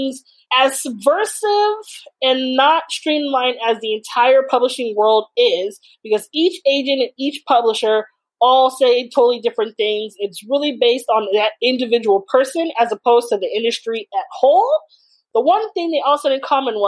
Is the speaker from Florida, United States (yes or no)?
no; California, United States; I was born and raised in California